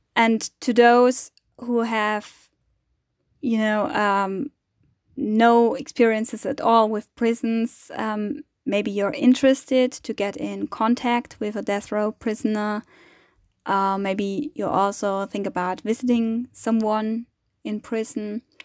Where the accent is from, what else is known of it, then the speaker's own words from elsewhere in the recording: Germany; I'm coming from Germany, from Europe